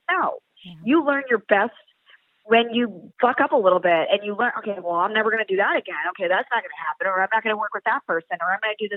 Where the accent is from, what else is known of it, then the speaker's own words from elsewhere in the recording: Pennsylvania, United States; moved away as an adult; I was born and raised in Pennsylvania